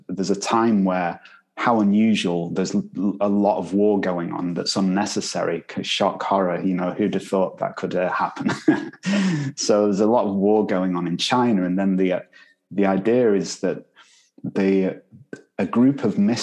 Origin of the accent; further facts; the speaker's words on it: Manchester, North West England, United Kingdom; I'm from Manchester, you know. we pronounce things differently there